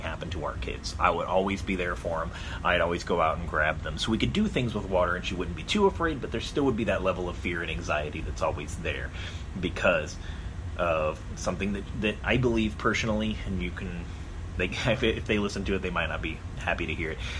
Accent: Arizona, United States; I grew up in Arizona, which I call the land of a thousand pools

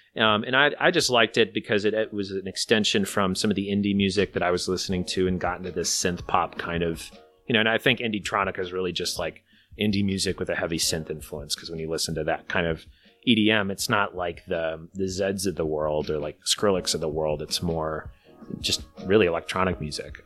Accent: Midwest, United States; being a Midwesterner

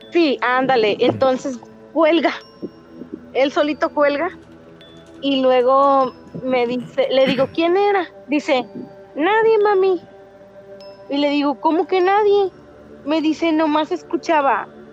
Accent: Reynosa, Tamaulipas, Mexico; De Reynosa, Tamaulipas

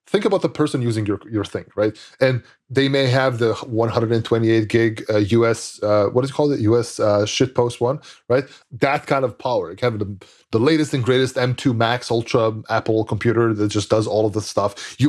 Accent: Serbia; English is a second language; Like I grew up in Serbia. Like when I was young in the 90s, I didn't have any of these computers.

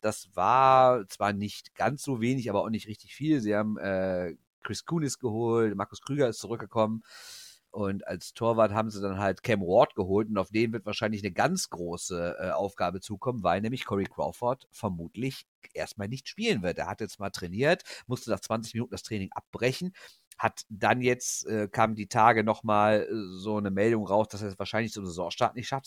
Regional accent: Rhineland, Germany; Wir sind ja Rheinländer

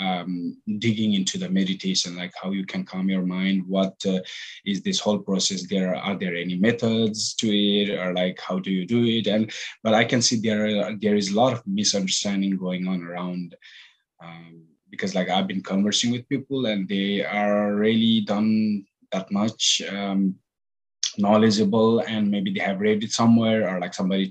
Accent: Nepal; moved away as an adult; also born or lived in United Kingdom / California / Boston; I'm originally from Nepal. Basically born and raised

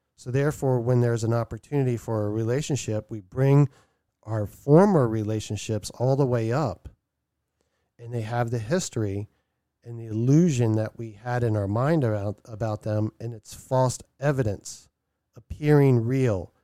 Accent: Maryland, United States; now in Vermont, United States; I'm gonna be relocating from Vermont back to my hometown in Maryland

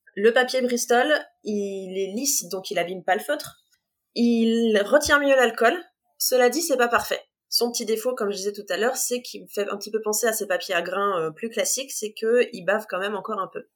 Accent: Compiègne, Hauts-de-France, France; also born or lived in near Creil; j'ai grandi à Compiègne, j'habite juste à côté de Creil aujourd'hui.

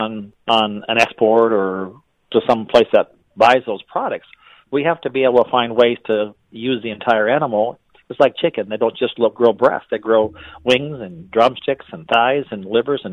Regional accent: Wisconsin, United States; moved away; I grew up in Wisconsin, and so we have a plant up there, too

